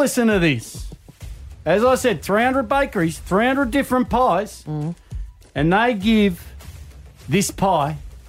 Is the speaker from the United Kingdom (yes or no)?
no; Australia; I'm an Australian.